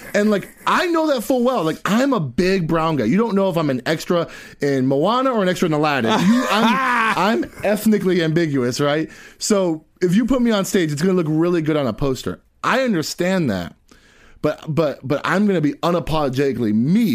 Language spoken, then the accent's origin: English; Tampa, Florida, United States; I'm from West Tampa